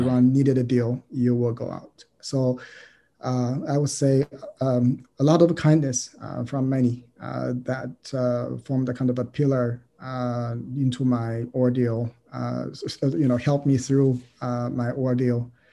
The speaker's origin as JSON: {"language": "English", "country": "China", "tie": "born or raised there", "moved": "as an adult", "lives_now": "United States", "said": "I'm a Chinese. Uh, I grew up in China."}